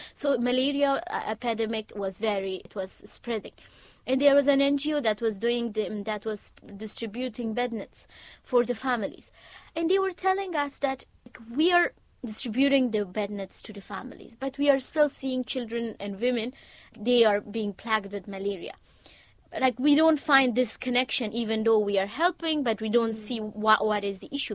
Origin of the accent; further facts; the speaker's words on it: Afghanistan; moved away as an adult; also born or lived in United States; now in United Kingdom; I'm from Afghanistan